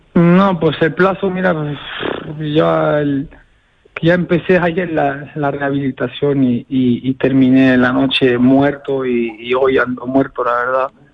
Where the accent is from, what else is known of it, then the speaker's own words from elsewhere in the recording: Béziers, Occitania, France; Soy de Beciers, nacido en Beciers. De padre portugués